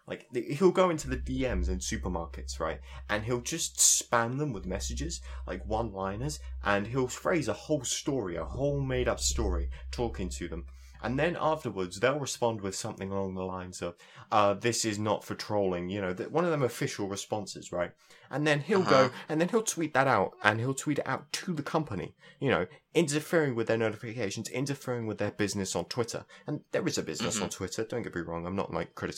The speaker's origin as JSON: {"language": "English", "region": "South East England", "country": "United Kingdom", "said": "I come from the southeast. So that's why my accent is actually bearable"}